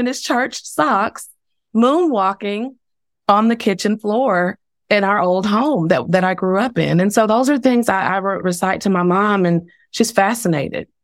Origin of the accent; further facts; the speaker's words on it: Dallas, Texas, United States; now in Tulsa, United States; I was born and raised ten minutes, you know, north of downtown Dallas